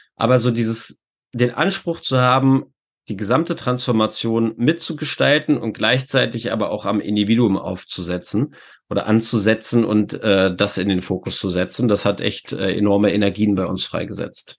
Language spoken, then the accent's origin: German; Hanover, Lower Saxony, Germany; ich komme aus Hannover. Äh, Das heißt, äh, Burg Wedel ist jetzt äh, von meinem Heimatort, äh, ich glaube, so acht oder neun Kilometer entfernt